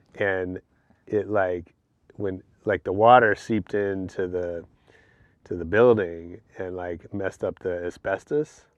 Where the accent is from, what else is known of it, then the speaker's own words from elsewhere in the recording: San Francisco, California, United States; I grew up on Hayes and Fillmore.